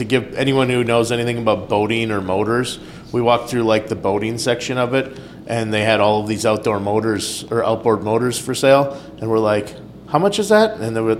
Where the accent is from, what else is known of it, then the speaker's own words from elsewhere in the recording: United States; We're like, they're like, where are you from? And we're like, America.